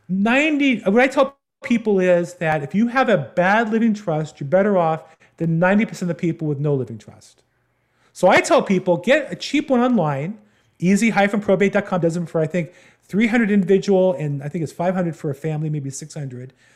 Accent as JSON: {"language": "English", "region": "Southern California", "country": "United States", "tie": "born or raised there", "said": "I'm from Southern California. I grew up here"}